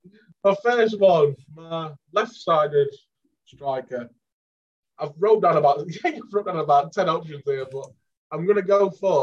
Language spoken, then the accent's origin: English; England, United Kingdom; I think I'm worth £10 million because I'm English.